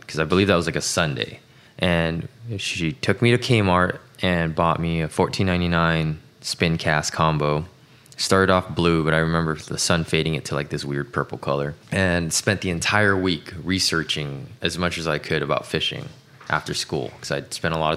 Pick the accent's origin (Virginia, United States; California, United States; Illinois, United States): California, United States; Los Angeles; also born or lived in Tacoma, Washington; I was born in Tacoma, Washington, but grew up in the LA area since I was five